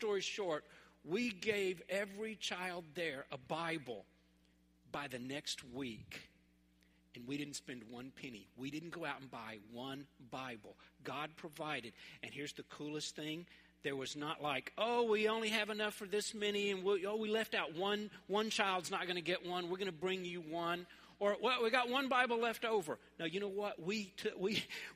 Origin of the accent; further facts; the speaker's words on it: Memphis, Tennessee, United States; where I grew up in North Memphis